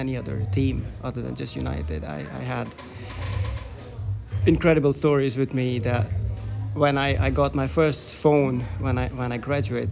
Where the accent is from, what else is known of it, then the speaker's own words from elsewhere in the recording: Finland; I'm from Finland